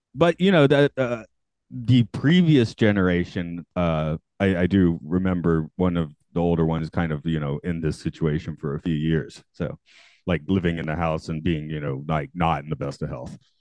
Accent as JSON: {"language": "English", "town": "Atlanta", "region": "Georgia", "country": "United States", "said": "I'm from Atlanta"}